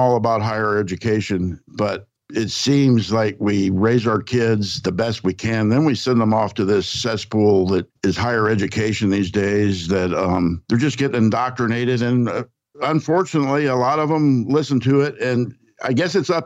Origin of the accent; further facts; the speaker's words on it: Wickliffe, Kentucky, United States; moved away; also born or lived in Cairo, Illinois; I'm from a small city right at the Ohio and Mississippi meet. It's called Wickliffe, Kentucky. I was born in Cairo, Illinois, right across the river from Wickliffe. But we lived on a cattle farm